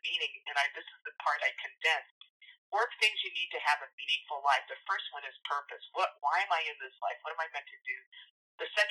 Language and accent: English; United States; I grew up in a Filipino culture in the United States